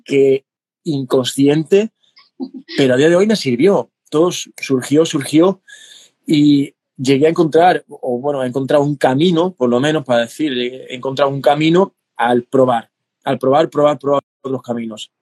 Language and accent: Spanish; Cádiz, Andalusia, Spain; en mi tierra, del sur de, Andalucía, de España, de, Cádiz